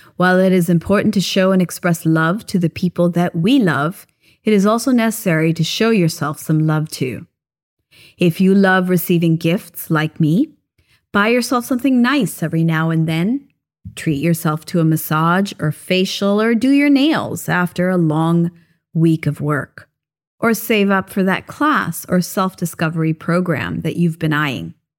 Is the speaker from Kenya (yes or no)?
no; Japan; now in Philippines; We had a tiny little Christmas tree when I was growing up in Japan